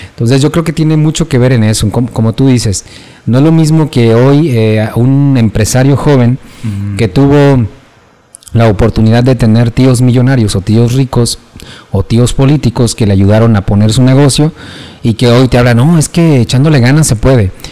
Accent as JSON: {"language": "Spanish", "country": "Mexico"}